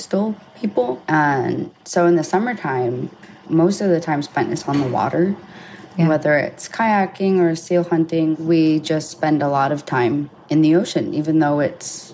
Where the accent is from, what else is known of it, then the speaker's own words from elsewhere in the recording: Utqiagvik, Alaska, United States; also born or lived in Hawaii; I was born and raised here in Utqiagvik, Alaska